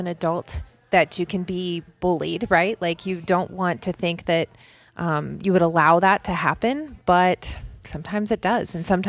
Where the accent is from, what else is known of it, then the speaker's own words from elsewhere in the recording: Indianapolis, Indiana, United States; I'm from Indianapolis, born and raised. I'm a Hoosier through and through.